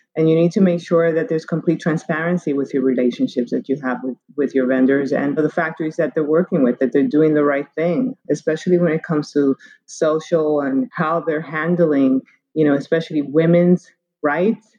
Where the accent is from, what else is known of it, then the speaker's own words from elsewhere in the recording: Cuba; I was born in Cuba